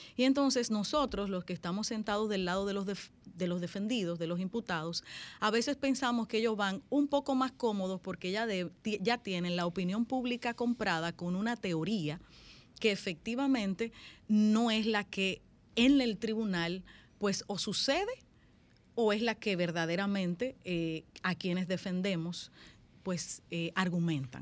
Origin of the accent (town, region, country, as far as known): Santiago de los Caballeros, Santiago, Dominican Republic; born or raised there; also born or lived in San Juan de la Maguana